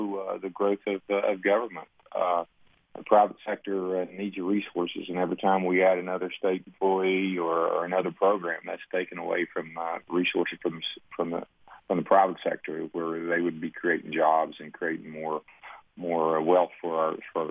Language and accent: English; Kanawha County, West Virginia, United States; I grew up in the Coalfields portion of Kanawha County